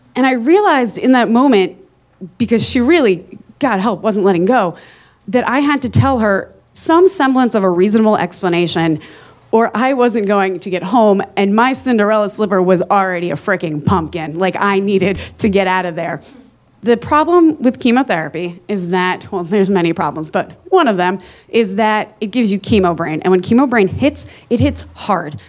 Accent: New Jersey, United States; I am from New Jersey

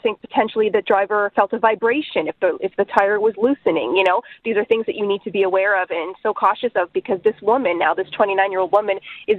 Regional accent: Quebec, Canada; I'm from Quebec, but in Ontario, it isn't the law to change your tires.

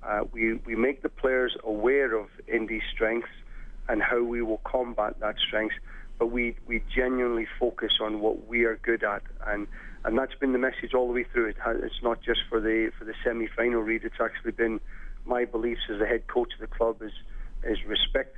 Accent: Scotland, United Kingdom; now in Edmonton, Canada; I'm from Scotland

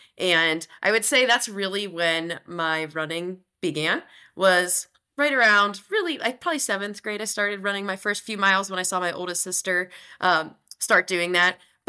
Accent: Johnstown, Pennsylvania, United States; now in Salt Lake City, United States; Yeah, so I grew up in Western Pennsylvania in a town, Johnstown, and it's a little bit outside of Pittsburgh, and home is a really special place to me. I don't get there quite as often living out here in Salt Lake City, Utah.

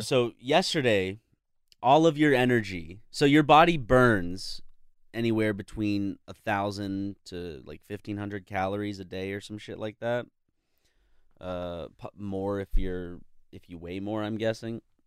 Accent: South Carolina, United States; moved away; we're both from South Carolina

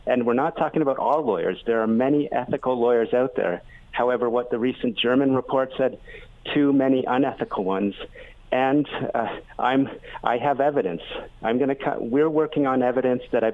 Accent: Ontario, Canada; moved away as an adult; also born or lived in Vancouver; I'm from Ontario

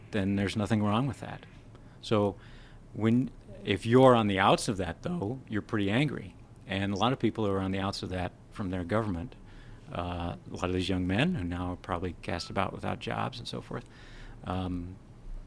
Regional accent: South Dakota, United States; I grew up in South Dakota

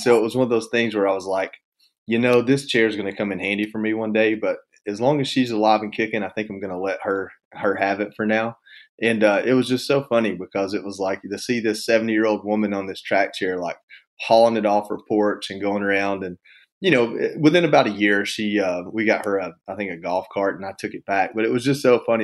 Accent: Georgia, United States; moved away as an adult; also born or lived in Washington, D.C.; I'm from Georgia, and hunting and fishing is a big part of what

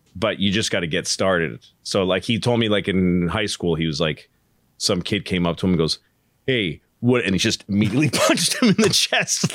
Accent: Newton, Massachusetts, United States; I grew up in Newton

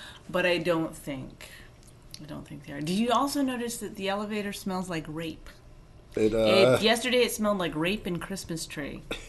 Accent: Canada; I hope they know I'm Canadian.

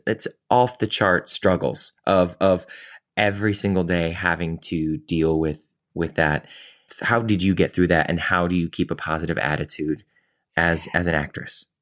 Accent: Cleveland, Ohio, United States; moved away; also born or lived in New York; I was from Cleveland

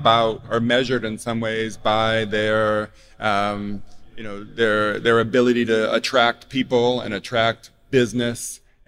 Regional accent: Chicago, Illinois, United States; I grew up in South Shore. So I grew up not too far from here and played tennis here when it was called the South Shore Country Club

